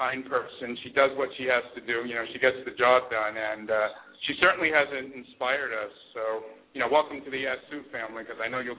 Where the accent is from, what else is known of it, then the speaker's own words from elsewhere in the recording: New York City, New York, United States; moved away as an adult; also born or lived in Long Island; I grew up in Bayside, Queens, and lived in Long Island.